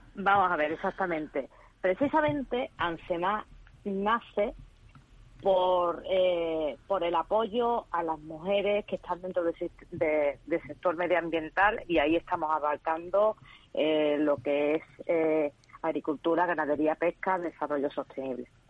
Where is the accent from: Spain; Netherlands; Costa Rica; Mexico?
Spain; Seville, Andalusia; Yo soy andaluza y sevillana